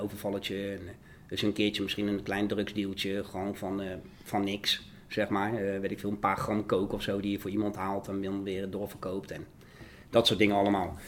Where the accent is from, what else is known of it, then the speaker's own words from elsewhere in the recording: The Hague, South Holland, Netherlands; ik kom uit de Schilderswijk. Ik kom uit een, uh, uit een eh, ja, behoorlijke criminele achterbuurt was dat, zeg maar, waar ik opgroeide